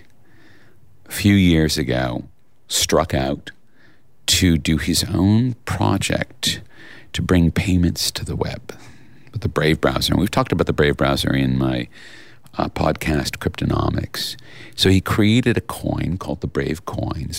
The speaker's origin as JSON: {"language": "English", "country": "Australia"}